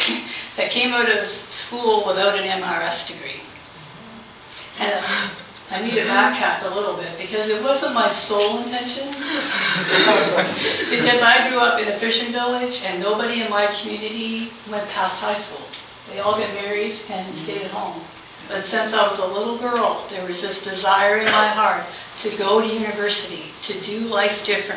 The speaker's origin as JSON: {"language": "English", "town": "Halifax", "region": "Nova Scotia", "country": "Canada", "said": "I'm from Halifax, Nova Scotia"}